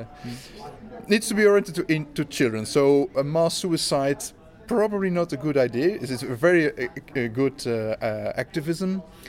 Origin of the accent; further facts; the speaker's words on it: Beauvachain, Wallonia, Belgium; It's a town of Beauvachain.